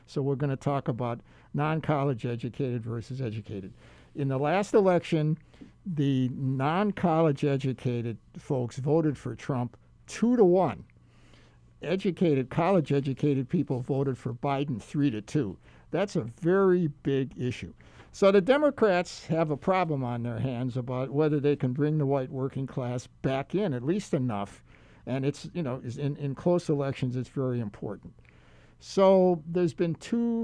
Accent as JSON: {"language": "English", "town": "Milwaukee", "region": "Wisconsin", "country": "United States", "tie": "born or raised there", "moved": "yes", "lives_now": "Hawaii, United States", "said": "I grew up in Milwaukee"}